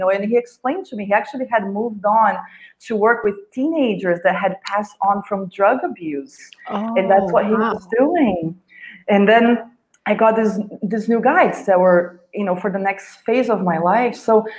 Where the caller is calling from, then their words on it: India; Yes. I am calling in from India.